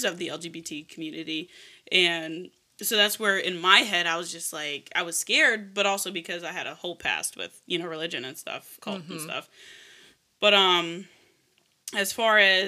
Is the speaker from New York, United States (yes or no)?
no; Caroline County, Virginia, United States; I was born and raised in Caroline County